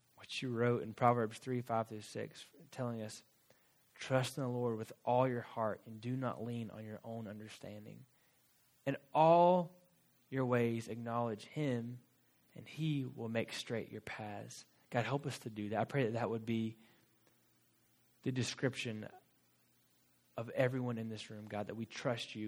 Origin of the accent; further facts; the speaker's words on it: Florida, United States; moved away as an adult; also born or lived in Fort Worth, Texas; I grew up in Florida, went to college in Florida